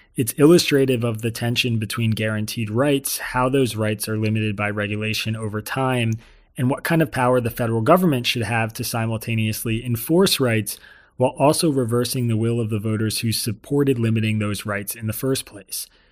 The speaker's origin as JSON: {"language": "English", "region": "New York", "country": "United States", "said": "a New Yorker"}